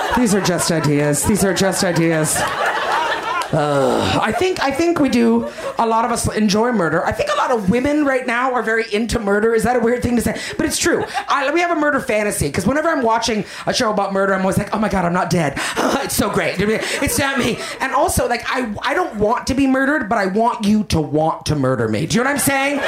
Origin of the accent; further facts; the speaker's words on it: Canada; I'm Canadian